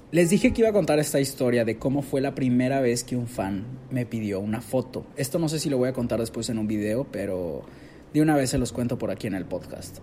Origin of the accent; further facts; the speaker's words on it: Monterrey, Nuevo León, Mexico; yo soy regio, soy de Monterrey